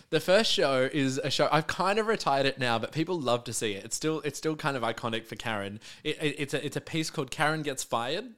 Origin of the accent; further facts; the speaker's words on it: Melbourne, Victoria, Australia; I grew up in the southeastern suburbs, in a little suburb called Hallam